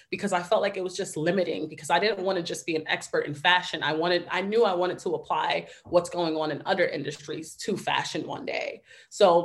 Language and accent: English; New York City, New York, United States; I am originally from the Bronx, New York, born and raised.